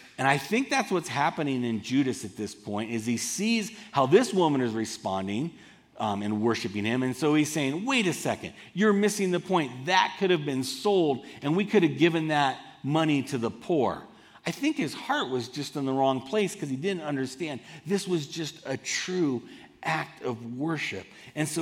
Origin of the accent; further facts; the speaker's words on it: Southern California, United States; moved away as an adult; also born or lived in Boulder, Colorado; I grew up in Southern California, and I moved to this incredible conservative town called Boulder, Colorado, to go to college